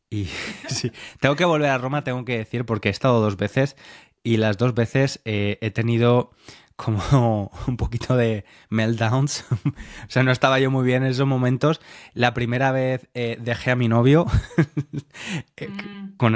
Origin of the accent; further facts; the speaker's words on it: Spain; now in United Kingdom; pasado la mitad de mi vida aquí, pero he pasado la mayor parte de mi vida adulta aquí. Entonces, no me siento nada británico, aunque sí, pero cuando estoy aquí, cuando estoy aquí soy bastante español, ¿no?